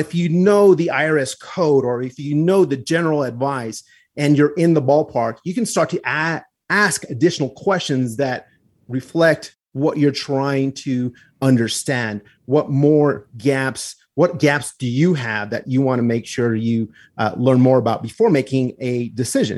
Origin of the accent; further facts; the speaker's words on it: Pecos, New Mexico, United States; also born or lived in Glorieta, New Mexico; my hometown where I grew up in Pecos and in Glorieta